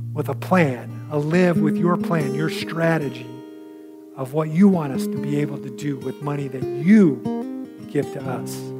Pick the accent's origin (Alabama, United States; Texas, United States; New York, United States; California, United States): California, United States; the church that I grew up in California